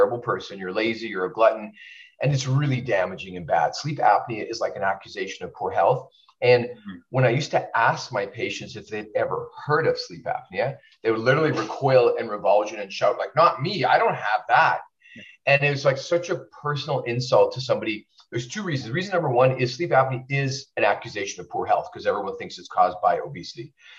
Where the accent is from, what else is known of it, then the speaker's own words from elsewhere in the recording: Winnipeg, Manitoba, Canada; now in California, United States; I I'm Canadian, so sometimes I miss Canada.